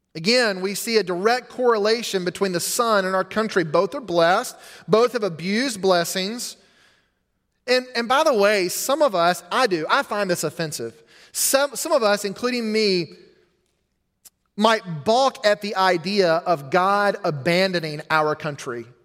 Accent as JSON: {"language": "English", "country": "United States", "said": "as an American"}